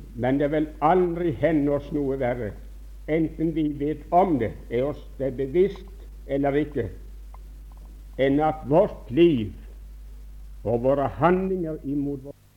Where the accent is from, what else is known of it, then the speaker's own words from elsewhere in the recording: Bjerkreim, Rogaland, Norway; moved away; som ung gutt hjemme i Bjerkreim.